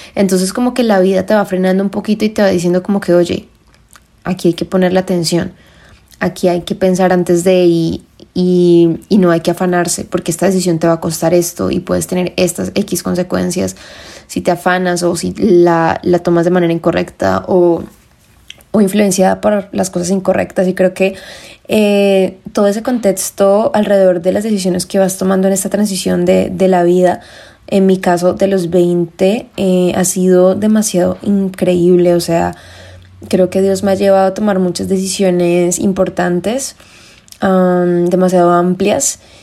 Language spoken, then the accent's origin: Spanish; Colombia; como decimos en Colombia, soy colombiana